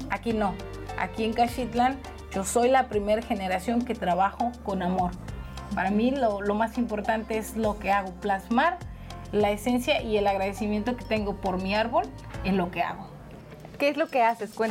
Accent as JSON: {"language": "Spanish", "region": "Colima", "country": "Mexico"}